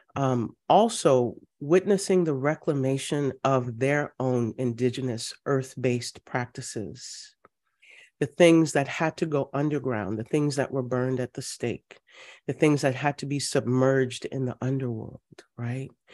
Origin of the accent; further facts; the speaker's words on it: Louisiana, United States; I'm from Louisiana, family goes back, um, well into the early seventeen hundreds